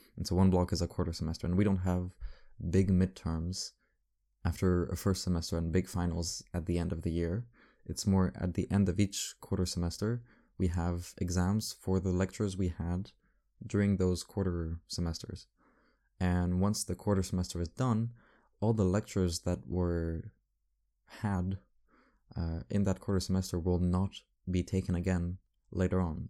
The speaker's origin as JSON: {"language": "English", "town": "Paris", "region": "Île-de-France", "country": "France", "tie": "born or raised there", "said": "I grew up in Paris. This is, this is my city"}